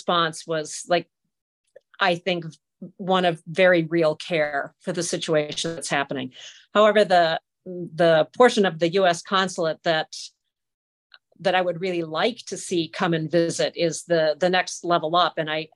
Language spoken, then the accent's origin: English; Wisconsin, United States; I'm from the U.S.